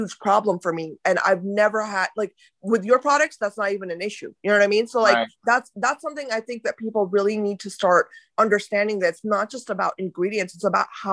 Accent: India; when I was growing up, you know, I was in India, I was born in India

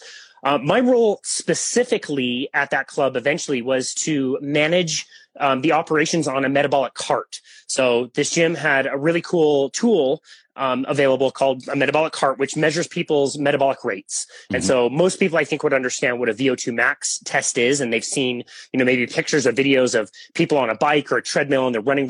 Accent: Salt Lake City, Utah, United States; also born or lived in Bismarck, North Dakota; I pretty much have grown up around the Utah area, the Salt Lake area

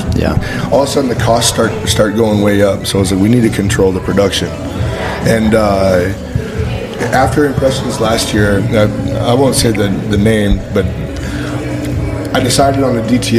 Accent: Boulder City, Nevada, United States; moved away as an adult; also born or lived in Texas; But came back to my roots. I grew up right outside of Las Vegas in a little town called Boulder City. It's like where Hoover Dam's at.

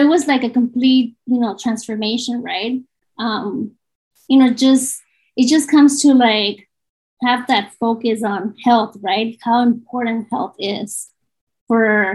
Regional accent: Southern California, United States; I am from Southern California

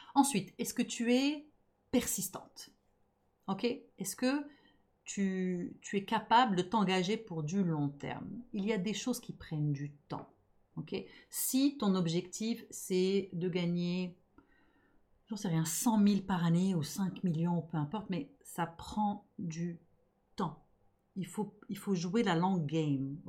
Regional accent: Montreal, Quebec, Canada; je suis montréalaise, donc je suis franglophone

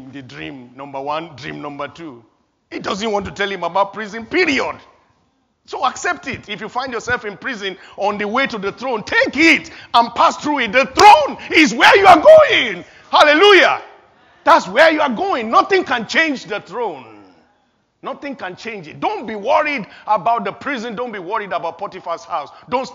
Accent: Nigeria; born or raised there; moved away

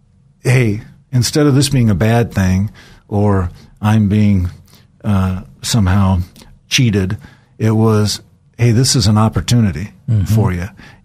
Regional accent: San Pedro, California, United States; I was raised primarily in Southern California. My dad was in the space program, and we didn't move around quite as often as a typical military family because of his focus on the space program. So I was raised in San Pedro, which is in Los Angeles.

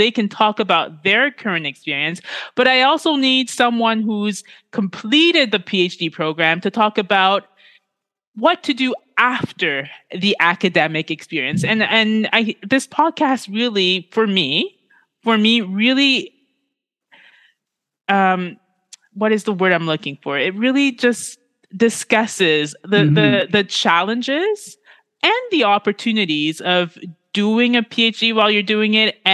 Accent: Ontario, Canada; I was born and raised in Canada

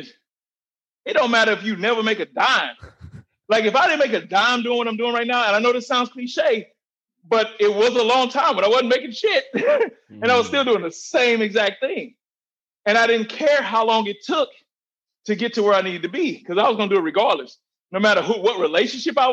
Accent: St. Louis, Missouri, United States; We grew up in St. Louis

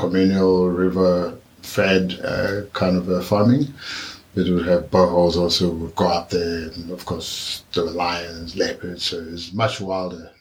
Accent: Maun, North-West District, Botswana; We grew up in Maun.

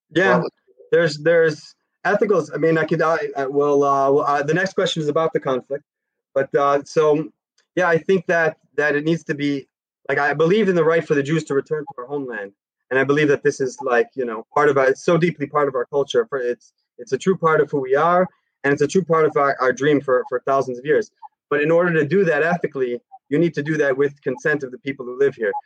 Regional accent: Chicago, Illinois, United States; now in Jerusalem, Israel; I grew up in in Chicago in America

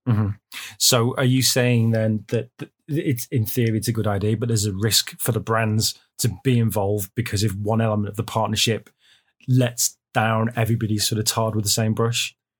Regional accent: United Kingdom; now in China; I'm a Brit

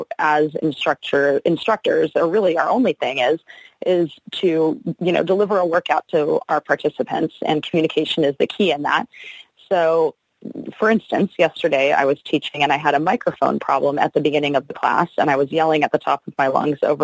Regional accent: Rancho Palos Verdes, California, United States; I am from Rancho Palos Verdes, which is just south of LAX in Los Angeles, California

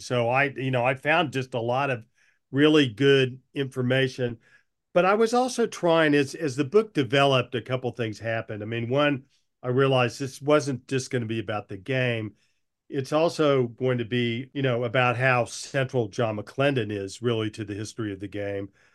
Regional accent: Oklahoma, United States; moved away; also born or lived in Durham, North Carolina / Washington, D.C.; I'd been a basketball fan growing up in Oklahoma as a kid.

